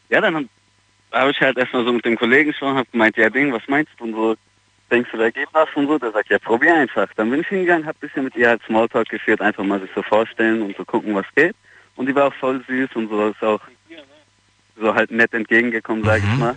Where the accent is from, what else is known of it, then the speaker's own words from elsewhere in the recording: Mannheim, Baden-Württemberg, Germany; Ich komme vom Jungbusch aus Mannheim.